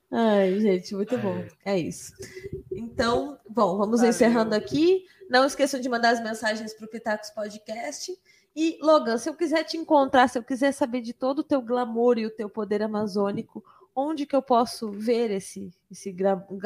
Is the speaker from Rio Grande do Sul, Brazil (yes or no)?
yes; Rio Grande do Sul, Brazil; also born or lived in Curitiba; Eu saí do Rio Grande do Sul, fui para Curitiba. Do frio pro frio. Inteligente, é. Aí eu saí de Curitiba e voltei para o Rio Grande do Sul